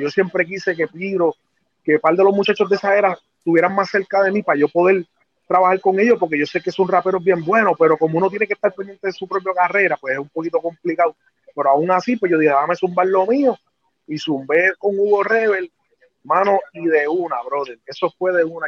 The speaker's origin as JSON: {"language": "Spanish", "town": "Trujillo Alto", "country": "Puerto Rico", "said": "en Trujillo Alto, en mi pueblo"}